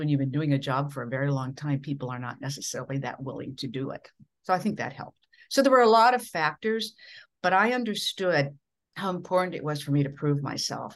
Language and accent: English; Minnesota, United States; accent: Midwestern; moved away as an adult